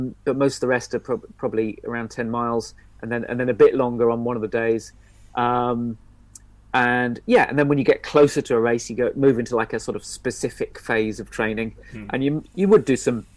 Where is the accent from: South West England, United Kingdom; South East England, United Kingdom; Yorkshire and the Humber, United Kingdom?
South West England, United Kingdom; Stroud; also born or lived in Nailsworth; I grew up in Stroud and Nailsworth in the Cotswolds